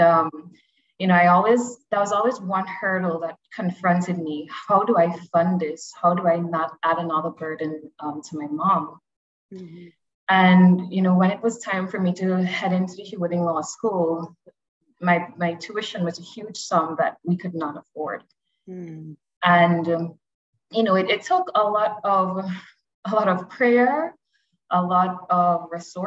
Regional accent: Guyana; I was born and raised in Guyana

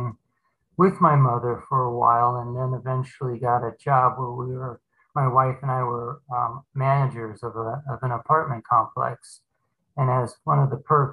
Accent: Phoenix, Arizona, United States; also born or lived in California; We moved back from California to Phoenix, Arizona, where I've lived all my life practically.

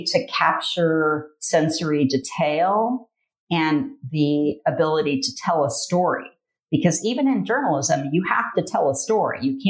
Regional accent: Licking County, Ohio, United States; also born or lived in Taos, New Mexico; I grew up in Licking County. So yeah, it's in Ohio. It's probably 45 minutes northeast of Columbus. I grew up on a farm

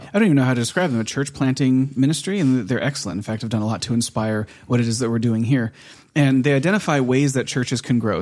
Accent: United States; moved away as an adult; now in Norway; we're American

